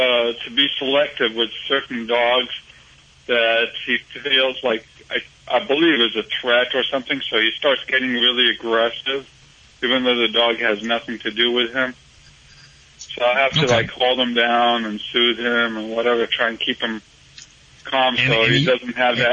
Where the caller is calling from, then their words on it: Los Angeles, California, United States; Los Angeles.